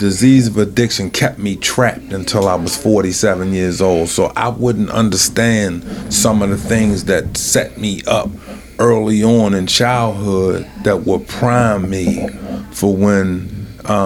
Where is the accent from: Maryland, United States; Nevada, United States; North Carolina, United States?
Maryland, United States; Baltimore; I'm from West Baltimore